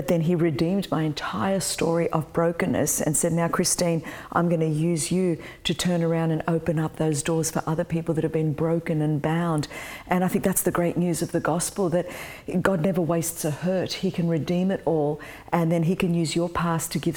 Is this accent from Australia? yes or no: yes; Australia; I was born in Australia.